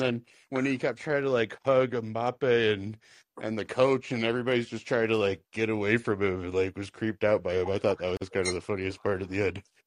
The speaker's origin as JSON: {"language": "English", "country": "United States", "said": "as an American"}